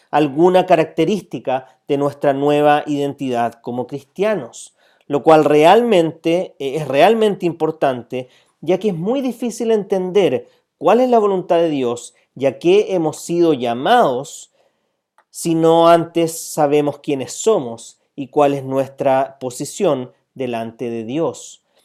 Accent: Chile

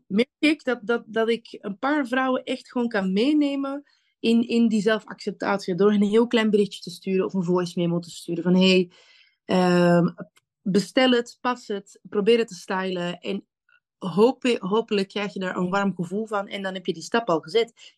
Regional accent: Antwerp, Flanders, Belgium; now in The Hague, Netherlands; Ik ben kom oorspronkelijk uit Antwerpen

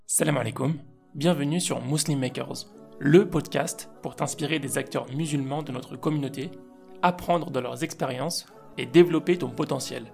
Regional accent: Lyon, Auvergne-Rhône-Alpes, France; moved away; je suis lyonnais aussi

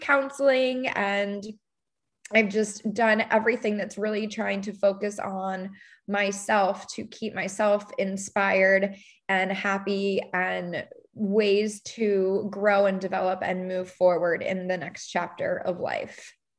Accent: Baltimore, Maryland, United States; moved away as an adult; now in Charleston, United States; I'm from Baltimore, Maryland, living in the suburbs of Baltimore. Went to a college there

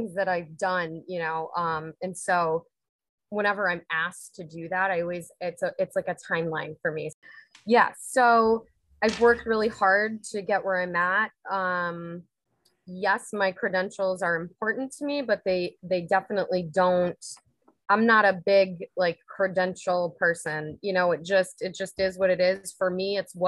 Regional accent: Unadilla, New York, United States; moved away as an adult; now in Delanson, United States; I'm born and raised in Unadilla, New York

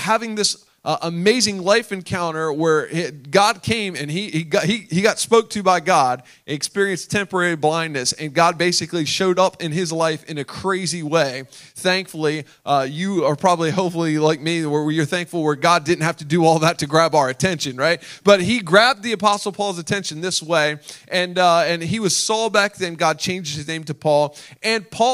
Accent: Delaware, United States; I was born and raised in Delaware

